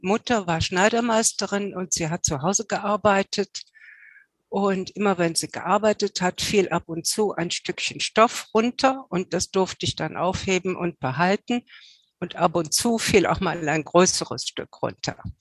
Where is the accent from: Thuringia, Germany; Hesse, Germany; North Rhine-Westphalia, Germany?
North Rhine-Westphalia, Germany; Cologne; ich als Kölsche